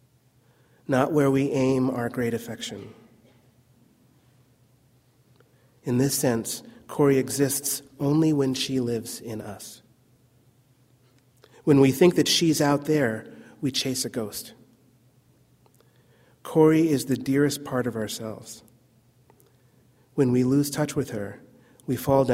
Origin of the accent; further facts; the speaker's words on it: New Jersey, United States; moved away; also born or lived in California; I'm really from New Jersey